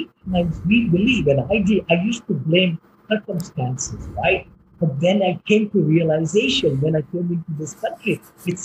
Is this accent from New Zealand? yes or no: no; India; moved away as an adult; I came from India, right? I'm a mechanical engineer